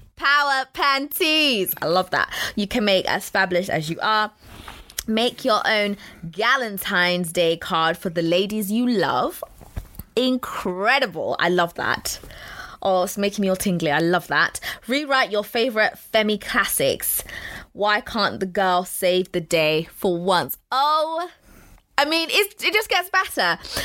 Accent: London, United Kingdom; I grew up in Walthamstow

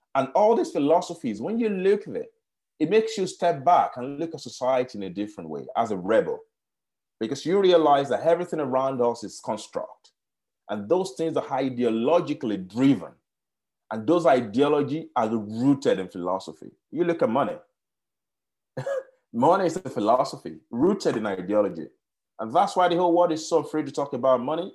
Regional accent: Nigeria; moved away; also born or lived in Kenya; I grew up in Nigeria

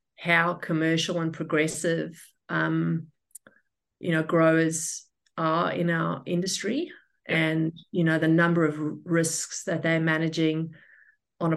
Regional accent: South Africa; moved away as an adult; also born or lived in Western Australia, Australia / Sydney, Australia; now in Brisbane, Australia; I was born in South Africa and I migrated to Australia in 2006. I was in investment banking back home in the telco sector

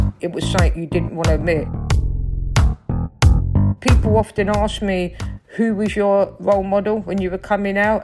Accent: London, United Kingdom; accent: Cockney; I grew up in South London, in Stockwell, on a council estate

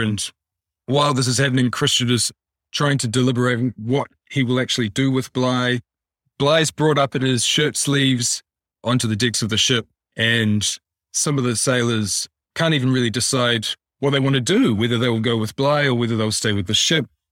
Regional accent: New Zealand; My father and I were both born and raised in New Zealand

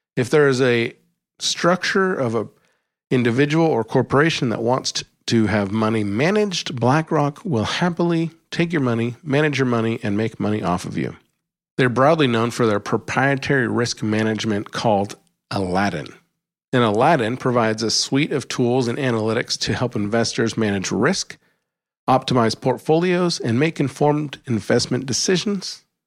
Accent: Alaska, United States; When I was growing up in Alaska

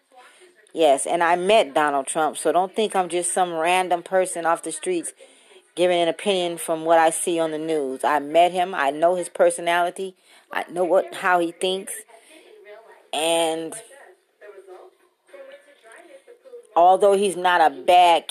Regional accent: Compton, California, United States; now in Las Vegas, United States; I am from Compton, currently residing in Las Vegas

